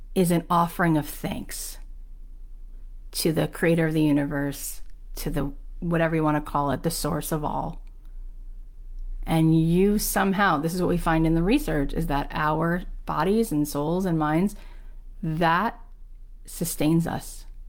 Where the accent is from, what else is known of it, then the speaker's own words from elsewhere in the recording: Boca Raton, Florida, United States; grew up where I grew up in Boca Raton, Florida